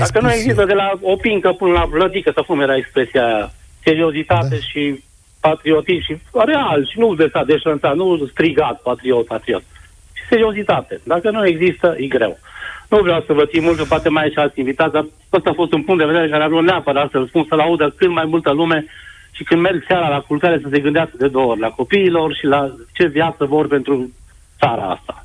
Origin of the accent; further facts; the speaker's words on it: Transylvania, Romania; eu sunt din Ardeal